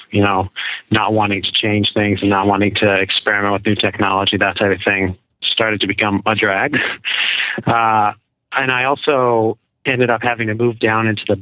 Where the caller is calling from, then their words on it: Newburyport, Massachusetts, United States; Actually, uh, Newburyport, so kind